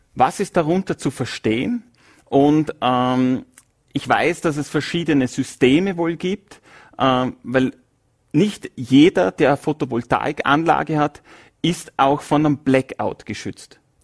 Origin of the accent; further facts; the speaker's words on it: Vorarlberg, Austria; von Vorarlberger zu gebürtigem Wiener